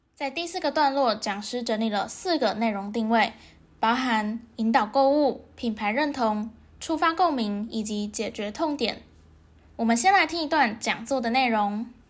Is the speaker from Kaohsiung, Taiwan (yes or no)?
yes; Kaohsiung, Taiwan; 因为我就是高雄人